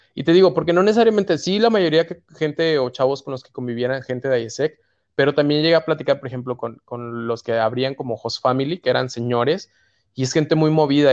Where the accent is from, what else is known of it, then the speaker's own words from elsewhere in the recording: Mexico; nos recibieron a cuatro mexicanos. Era cuatro mexicanos